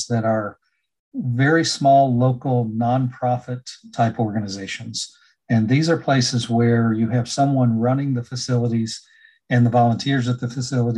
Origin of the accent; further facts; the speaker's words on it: North Carolina, United States; this is my home state